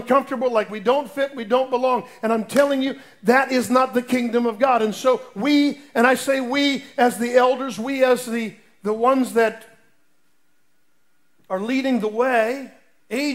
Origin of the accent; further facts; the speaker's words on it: Lake Mary, Florida, United States; I grew up in Lake Mary, Florida, down by near Orlando